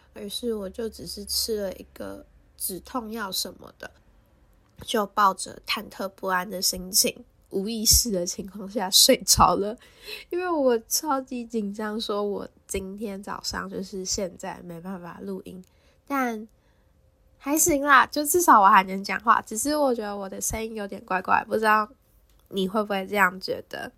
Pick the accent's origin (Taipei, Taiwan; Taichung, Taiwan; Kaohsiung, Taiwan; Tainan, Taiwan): Taipei, Taiwan; 我就住在台北，我也是台北人